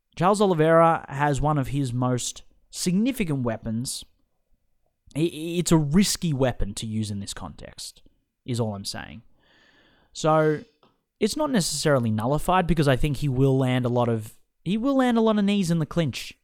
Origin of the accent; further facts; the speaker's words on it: Australia; my home country